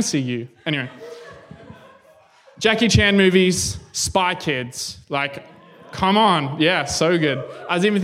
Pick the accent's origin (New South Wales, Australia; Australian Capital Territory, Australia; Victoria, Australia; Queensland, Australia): Australian Capital Territory, Australia; Canberra; I'm from Canberra.